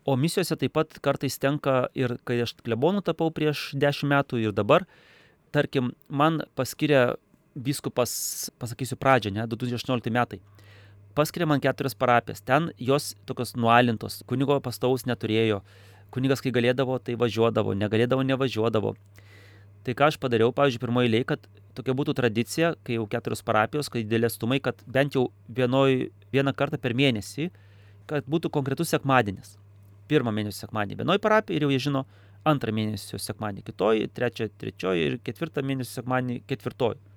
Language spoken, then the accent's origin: Lithuanian; Lithuania; moved away as an adult; now in Kazakhstan; aš nesu rusas, aš esu lietuvis